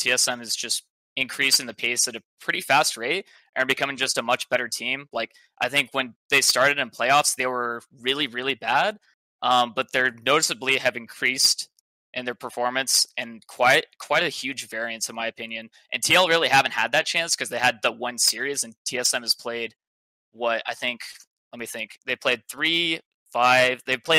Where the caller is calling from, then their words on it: Denton, Texas, United States; I'm calling from Texas.